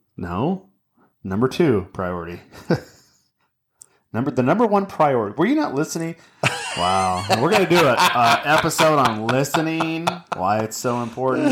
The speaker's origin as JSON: {"language": "English", "town": "Anaheim", "region": "California", "country": "United States", "tie": "born or raised there", "said": "my brother Brad and I, we, in, in my parent, we, we grew up in Anaheim, California"}